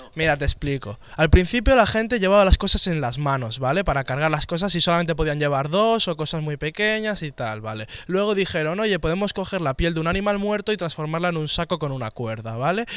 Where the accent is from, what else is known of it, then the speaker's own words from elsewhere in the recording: Barcelona, Catalonia, Spain; yo soy de aquí